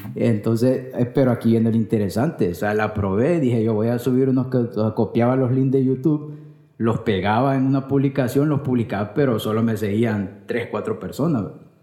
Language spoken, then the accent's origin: Spanish; Colón, Honduras; moved away as an adult; also born or lived in Tegucigalpa, Honduras; soy de, de la capital, soy capitalino, pero me crié en Colón. Me crié en Colón hasta, hasta la, eh, edad de que ya me tocaba venirme para la universidad